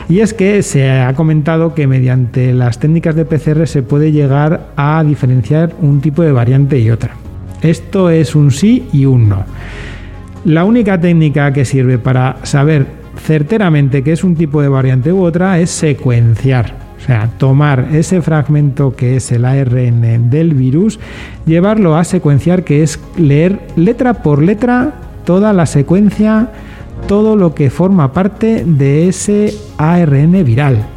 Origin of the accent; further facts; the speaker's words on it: Granada, Andalusia, Spain; now in León, Spain; vengo de Granada sí que lo vivo bastante, lo he vivido bastante